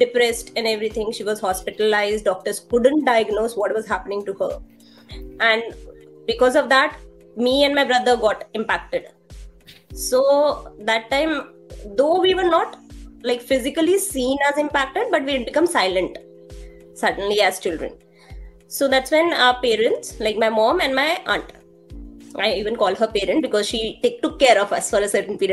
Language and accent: English; Delhi, India; I'm from Delhi. I belong to East Delhi, Lakshmi Nagar. I'm like my native place is Old Delhi